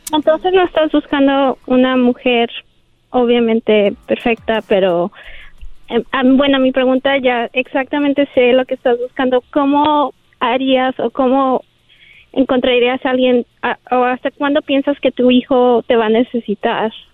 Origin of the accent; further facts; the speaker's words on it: Guadalajara, Jalisco, Mexico; moved away; nací y crecí en Guadalajara